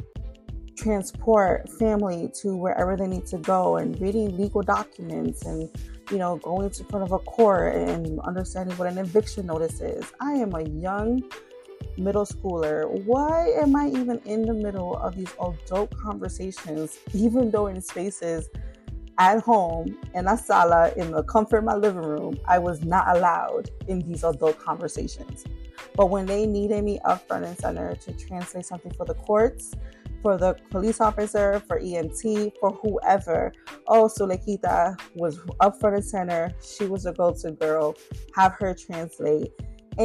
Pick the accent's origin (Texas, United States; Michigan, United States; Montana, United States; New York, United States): New York, United States; New York City; first language Spanish; I am born and raised in New York City, South Bronx